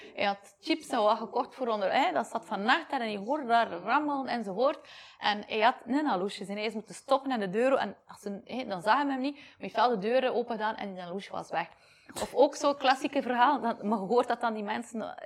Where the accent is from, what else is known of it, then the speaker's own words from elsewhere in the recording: Belgium; moved away as an adult; now in Mexico; België mijn patria is. Hè mijn vaderland